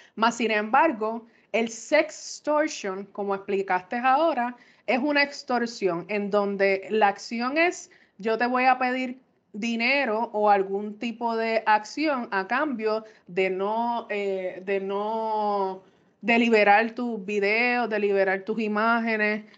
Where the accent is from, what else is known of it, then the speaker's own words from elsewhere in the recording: Puerto Rico; como buen puertorriqueño